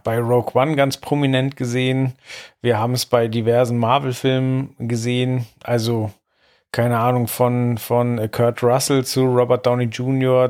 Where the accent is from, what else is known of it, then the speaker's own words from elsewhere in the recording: West Germany, Germany; als Wessi